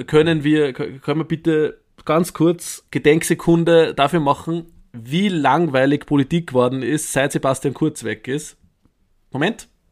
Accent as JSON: {"language": "German", "region": "Upper Austria", "country": "Austria", "tie": "born or raised there", "moved": "yes", "said": "weil ich mich aus Oberösterreich melde, meinem Heimatbundesland."}